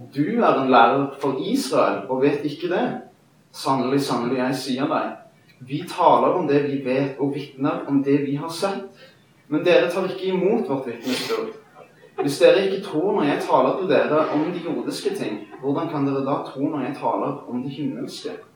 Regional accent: Stavanger, Rogaland, Norway; født og oppvokst i Stavanger.

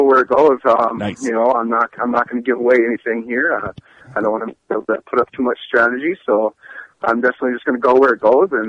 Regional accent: Grand Rapids, Minnesota, United States; I'm from Grand Rapids, Minnesota.

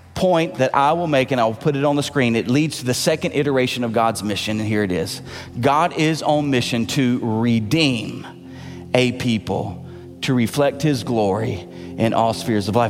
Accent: Tennessee, United States; accent: southern; moved away; I know I don't say it right because I'm from Tennessee.

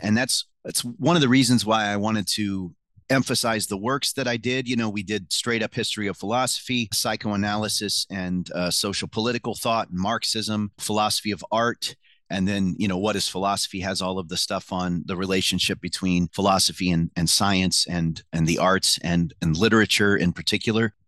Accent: Mattoon, Illinois, United States; I grew up in Mattoon, Illinois

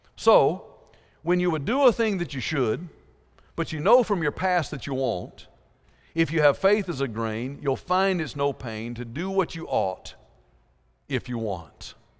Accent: South Georgia, United States; I grew up in South Georgia

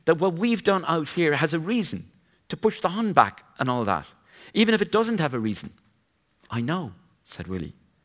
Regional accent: Glenstall Abbey, County Limerick, Ireland; a pupil growing up in Glenstall Abbey, County Limerick

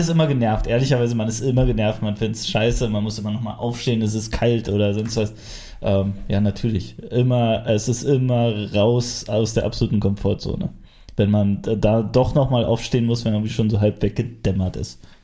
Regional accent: Frankfurt, Brandenburg, Germany; ich komme aus Frankfurt

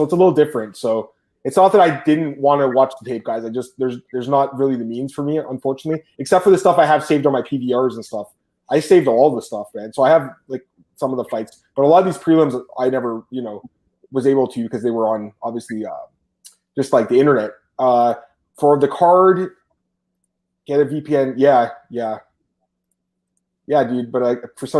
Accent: Canada; I'm Canadian

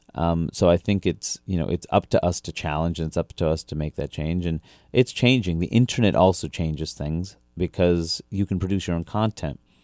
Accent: New York City, New York, United States; also born or lived in Brunswick, Maine; I grew up in Queens, New York.

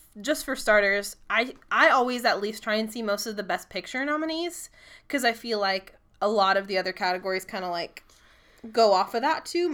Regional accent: Decatur, Illinois / Mount Zion, United States; we are from Decatur, Illinois, Mount Zion, Illinois. We are completely surrounded by cornfields.

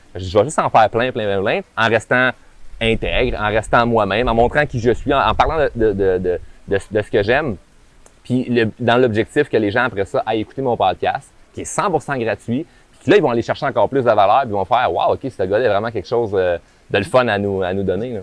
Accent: Quebec, Canada; accent: québécois de région; mon accent québécois de région

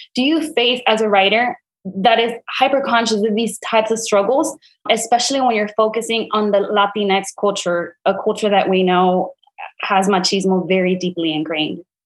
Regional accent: Brownsville, Texas, United States; I'm from Brownsville myself.

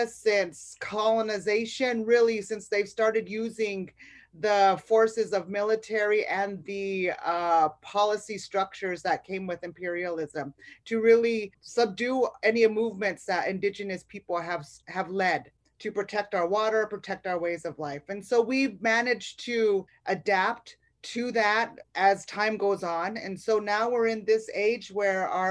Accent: Rosebud, South Dakota, United States; moved away as an adult; also born or lived in South Louisiana; now in Louisiana, United States; I'm from Rosebud, South Dakota, originally

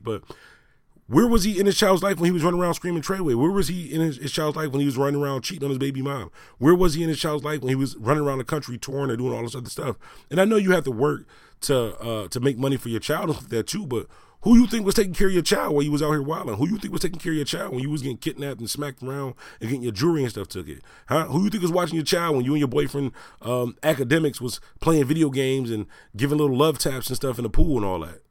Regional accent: Buffalo, New York, United States; I'm from Buffalo, New York

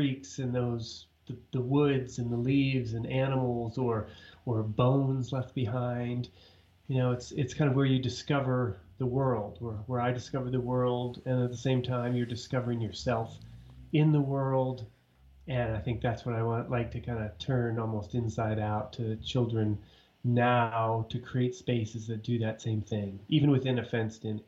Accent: Ithaca, New York, United States; moved away; I grew up in Ithaca, New York

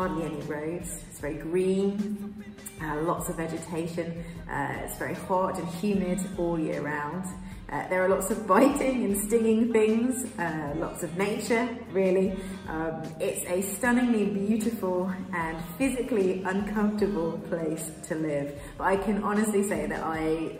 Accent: England, United Kingdom; moved away as an adult; also born or lived in Kenya / Peruvian Amazon, Peru; now in Piura, Peru; I'm from the UK, I'm British. I was born in Kenya, but I grew up in England

